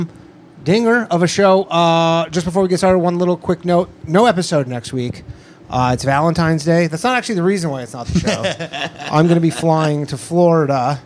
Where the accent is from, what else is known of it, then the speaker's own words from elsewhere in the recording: Canada; moved away as an adult; now in United States; I'm from Canada